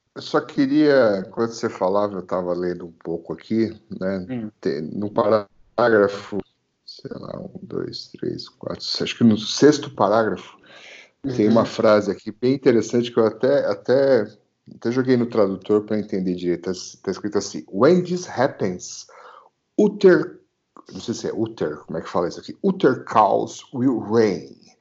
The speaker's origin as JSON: {"language": "Portuguese", "country": "Brazil", "said": "eu sou brasileiro, cara. Aqui é, aqui é clima tropical"}